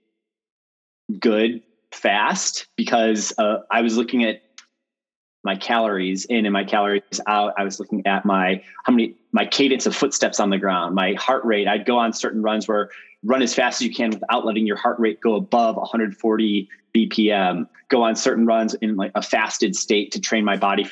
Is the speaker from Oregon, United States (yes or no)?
no; Chicago, Illinois, United States; moved away as an adult; also born or lived in Stanford, California; I am from Chicago originally.